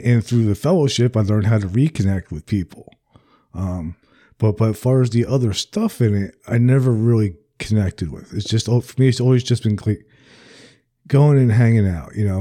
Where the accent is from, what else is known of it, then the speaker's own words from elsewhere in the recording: New Jersey, United States; now in the American South; I'm from New Jersey originally